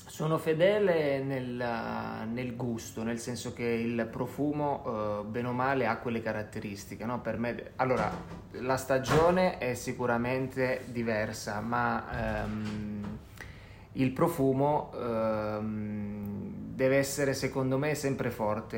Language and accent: Italian; Calabria, Italy; un odore che mi ricorda la mia terra è sicuramente quello del mare.